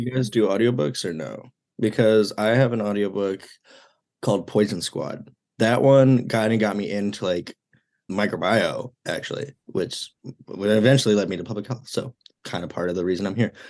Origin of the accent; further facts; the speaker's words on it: Mount Prospect, Illinois, United States; moved away as an adult; now in Iowa City, United States; I am from Mount Prospect, Illinois, one of the northwest suburbs